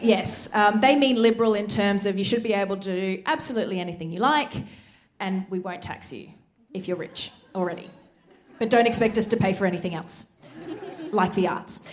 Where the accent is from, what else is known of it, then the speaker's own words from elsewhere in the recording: Queensland, Australia; this was my state, this is my home state, this is culture that I should know about